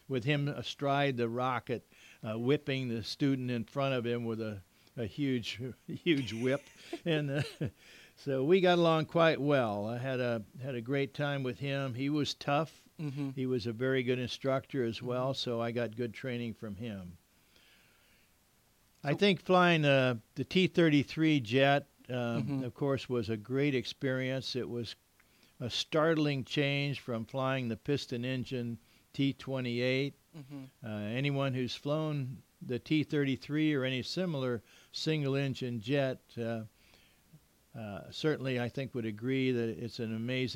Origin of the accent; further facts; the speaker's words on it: Miami, Florida, United States; moved away as an adult; also born or lived in Westover, Massachusetts; now in Southern California, United States; born and raised in Miami